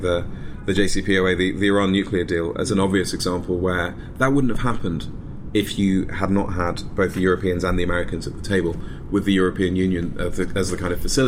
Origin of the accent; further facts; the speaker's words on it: United Kingdom; moved away as an adult; now in United States; My accent slightly gives away which country I'm from